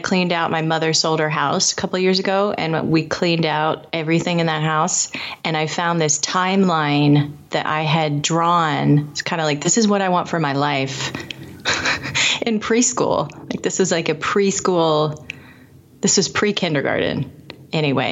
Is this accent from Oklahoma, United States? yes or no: no; Indianapolis, Indiana, United States; I lived in Indianapolis. I grew up in Indianapolis.